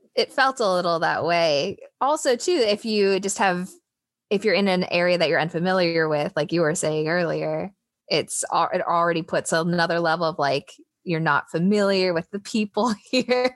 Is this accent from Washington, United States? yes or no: yes; Seattle, Washington, United States; moved away as an adult; also born or lived in Tennessee; growing up in Seattle, sorry, I guess I'm not My teenage years in Seattle